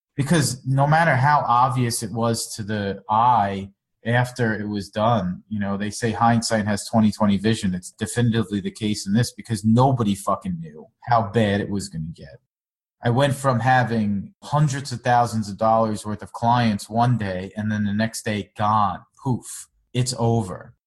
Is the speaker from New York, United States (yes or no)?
yes; Long Island, New York, United States; born or raised there; also born or lived in South Florida; now in New York City, United States